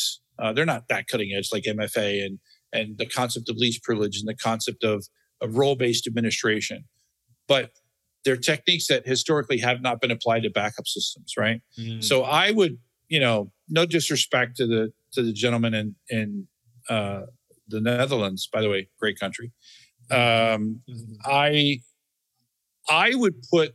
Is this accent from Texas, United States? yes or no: no; Florida, United States; I grew up in Florida